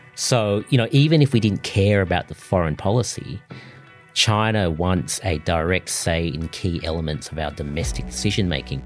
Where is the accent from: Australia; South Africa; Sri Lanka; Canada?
Australia; I'm Australian